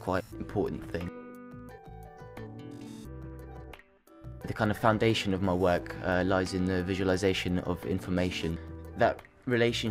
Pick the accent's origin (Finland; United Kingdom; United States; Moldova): Moldova; I'm from Moldova